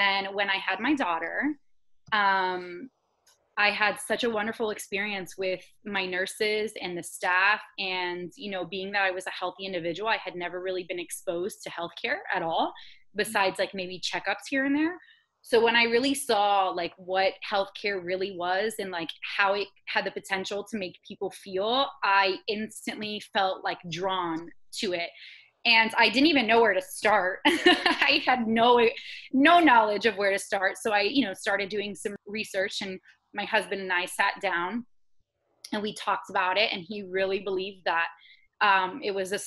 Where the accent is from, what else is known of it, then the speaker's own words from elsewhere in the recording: Florida, United States; I actually grew up in Florida, so I'm a born and raised Floridian local girl